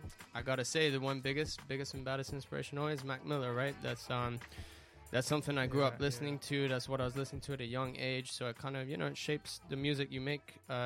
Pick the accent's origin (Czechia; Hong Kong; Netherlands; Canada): Hong Kong; I'm British and Spanish, but I grew up in Hong Kong, man. So, wow. 852, that's the country code I'm repping.